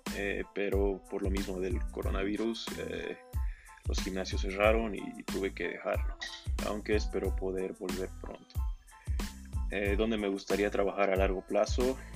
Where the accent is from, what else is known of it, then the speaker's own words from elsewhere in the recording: Cochabamba, Bolivia; soy del departamento de Cochabamba